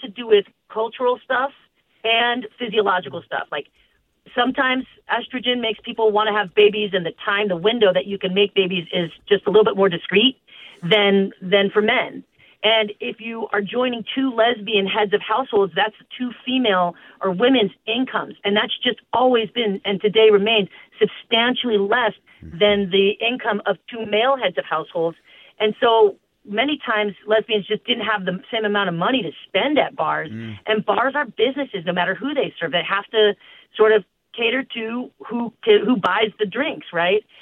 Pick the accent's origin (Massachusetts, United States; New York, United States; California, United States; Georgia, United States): California, United States; Oakland; also born or lived in San Francisco; I did come of age in the 80s and 90s uh, in uh, Oakland and San Francisco